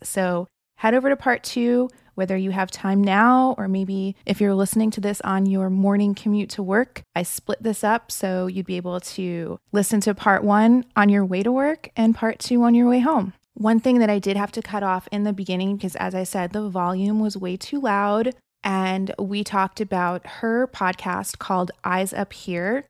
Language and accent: English; New Jersey, United States; born or raised there; now in Orange County, United States